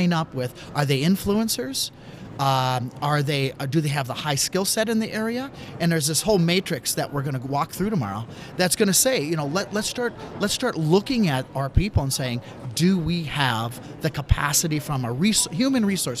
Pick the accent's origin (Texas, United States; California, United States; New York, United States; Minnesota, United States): Minnesota, United States; St. Cloud; moved away as an adult; also born or lived in Pittsburgh, Pennsylvania; I moved back from Pittsburgh back to the St. Cloud, Minnesota area, where I was born and raised, and that's where I'm right now